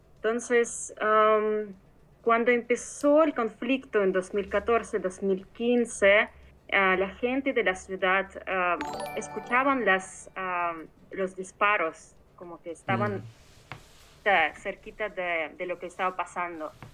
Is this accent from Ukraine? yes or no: yes; Mariupol, Donetsk Oblast, Ukraine; moved away; Yo soy ah, de Ucrania, de una ciudad que está en el este del país, que se llama Mariupol